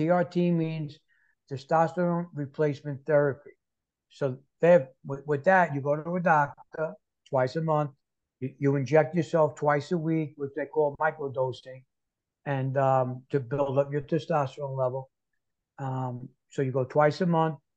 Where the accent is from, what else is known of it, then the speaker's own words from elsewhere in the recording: New York City, New York, United States; moved away as an adult; now in Florida, United States; I'm born and raised in New York City